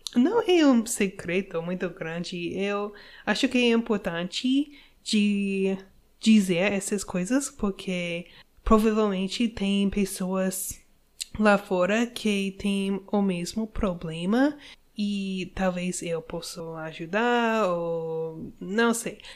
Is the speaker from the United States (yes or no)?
yes; United States; Portuguese is a second language; eu sou uma gringa eu sou americana